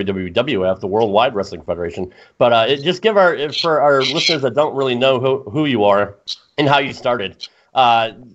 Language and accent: English; Connecticut, United States; I grew up in the Northeast. I grew up in Connecticut.